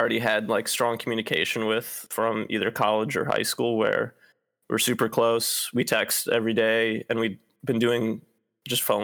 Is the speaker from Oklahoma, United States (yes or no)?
no; Cleveland, Ohio, United States; moved away as an adult; now in Seattle, United States; I'm from Cleveland, which is part of the Midwest